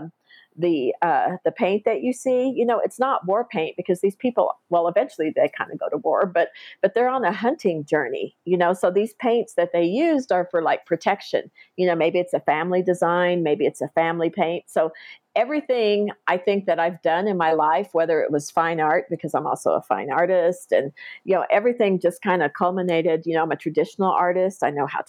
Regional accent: Faxon, Oklahoma, United States; also born or lived in Lawton, Oklahoma / Apache, Oklahoma; I grew up on out in Faxon, Oklahoma, and Apache, Oklahoma

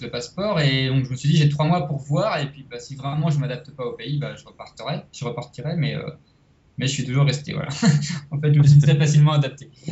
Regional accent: Rennes, Brittany, France; moved away as an adult; also born or lived in Biarritz; now in Costa Rica; moi je suis de Rennes, à côté de Rennes.

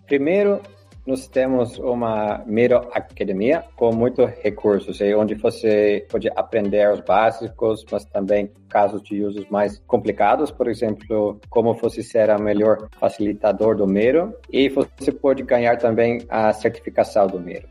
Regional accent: Netherlands; Portuguese is a second language; Eu sou holandês

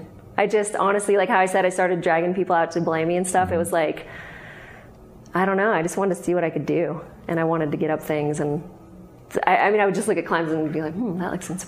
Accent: Sacramento, California, United States; I grew up in Sacramento.

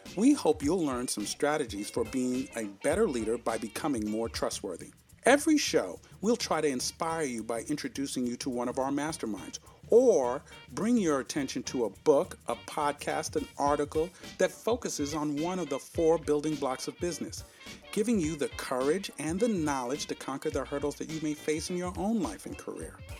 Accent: New York, United States; accent: New York; I guess that's my New York accent

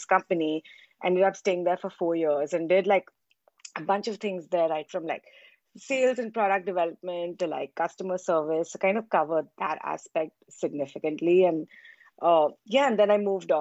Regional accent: India; born and raised in India.

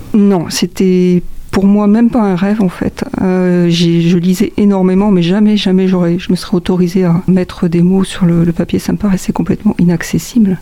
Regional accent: Montargis, Centre-Val de Loire, France; je suis né à Montargis, dans le, dans le centre de, de la France.

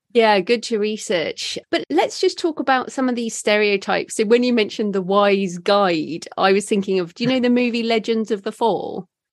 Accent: United Kingdom; as a British white woman

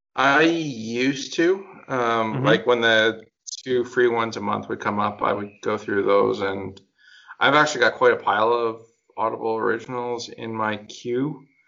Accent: Canada; we're Canadian

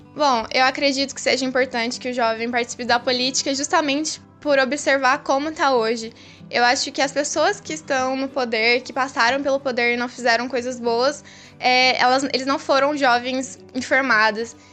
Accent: Guaxupé, Minas Gerais, Brazil; eu sou de Guaxupé, é uma cidade bem pequena

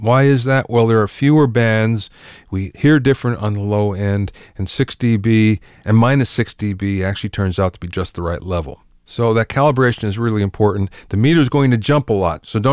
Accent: East Coast, United States; moved away; I came from the East Coast, and we didn't have that in the East Coast at all, at least not where I grew up

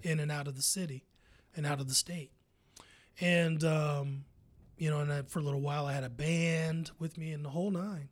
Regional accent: Columbus, Ohio, United States; I'm from Columbus

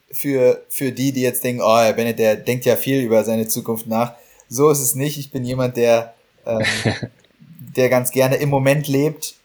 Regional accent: Berlin, Germany; now in Heidelberg, Germany; für Berlin, für meine Heimatstadt

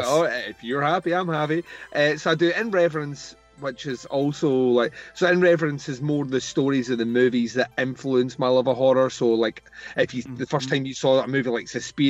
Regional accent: Scotland, United Kingdom; I'm from Scotland

